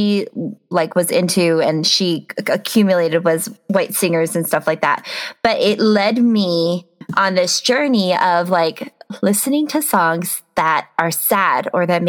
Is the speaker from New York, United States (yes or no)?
no; Detroit, Michigan, United States; moved away as an adult; now in Washington, United States; growing up around Metro Detroit